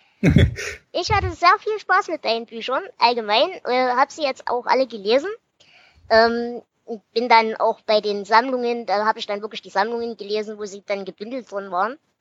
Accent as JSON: {"language": "German", "area": "Ore Mountains", "region": "Saxony", "country": "Germany", "said": "als Erzgebirgler ursprünglich"}